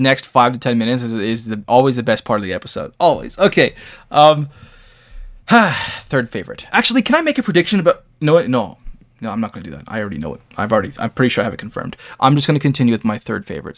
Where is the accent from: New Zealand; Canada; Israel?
Canada; I'm a Canadian. I have a lot of East Coast influence